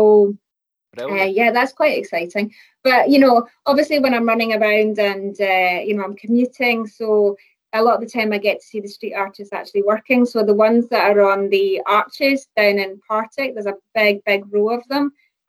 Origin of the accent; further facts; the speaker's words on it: Dubai, United Arab Emirates; moved away as an adult; also born or lived in North Ayrshire, United Kingdom; now in Glasgow, United Kingdom; So I was born in North Ayrshire, and I moved to Bahrain and Dubai when I was like only a few months old. So I was brought up in Dubai, and I came back when I was 18 to go to uni.